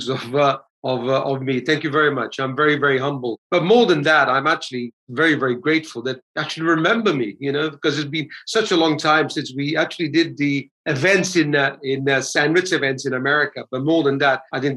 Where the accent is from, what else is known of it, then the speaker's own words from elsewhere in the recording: England, United Kingdom; also born or lived in Vallo, Campania, Italy; I'm Italian. I think I was 8 years old when we emigrated to England from South Italy. So I was born in South Italy, south of Naples, in a small town called Vallo